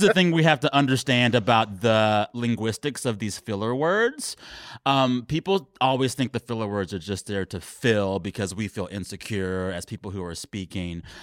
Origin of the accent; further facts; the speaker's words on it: Texas, United States; I am Texan